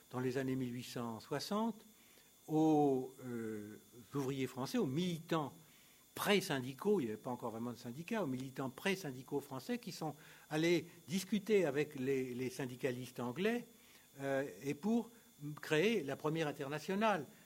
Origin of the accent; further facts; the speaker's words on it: Italy; French is a second language; C'était la grande alternative, y compris chez nous. Chez nous, en Italie, en Finlande, c'était l'alternative.